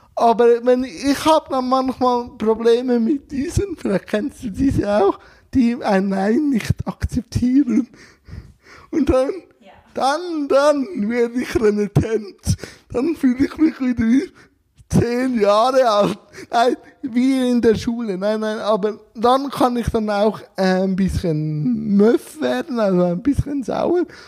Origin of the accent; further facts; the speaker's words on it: Switzerland; Ich als Schweizer